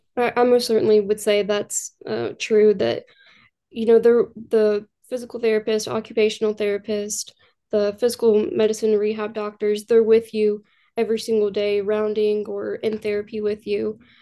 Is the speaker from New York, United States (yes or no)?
no; Louisville, Kentucky, United States; born and raised in Louisville, Kentucky, grew up here